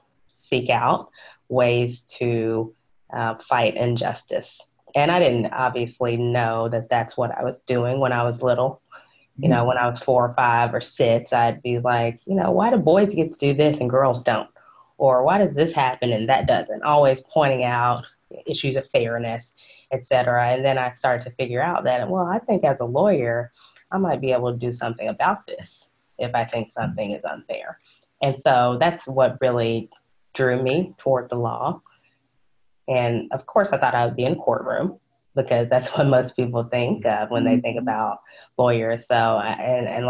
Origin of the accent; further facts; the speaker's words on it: Fort Worth, Texas, United States; also born or lived in Wheaton, Illinois / Austin, Texas; I was born and raised in Fort Worth, Texas